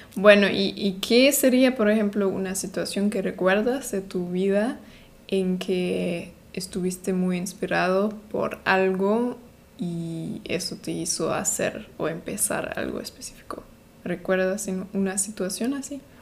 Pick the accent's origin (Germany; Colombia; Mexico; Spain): Germany; soy de Alemania